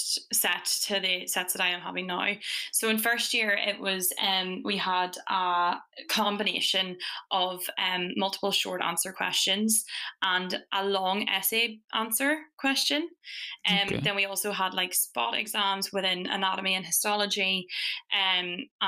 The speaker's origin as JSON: {"language": "English", "area": "Fermanagh", "region": "Northern Ireland", "country": "United Kingdom", "moved": "as an adult", "lives_now": "Dundee, United Kingdom", "said": "I'm from Fermanagh in Northern Ireland"}